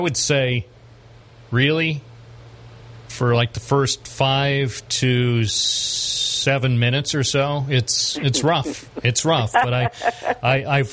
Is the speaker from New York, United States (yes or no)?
yes; Endwell, New York, United States; when I was a kid growing up in Endwell